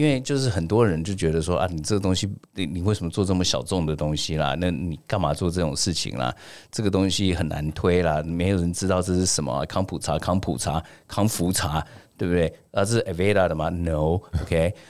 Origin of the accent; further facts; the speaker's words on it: Taiwan; 是因为我觉得第一个，我们台湾人吃太油、吃太咸，然后呢吃太甜。